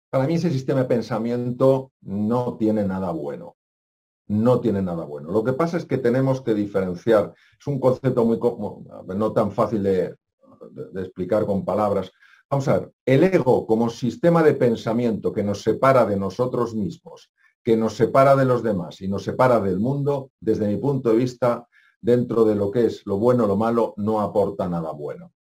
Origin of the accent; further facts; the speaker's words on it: Spain; yo tengo tantos años, yo soy español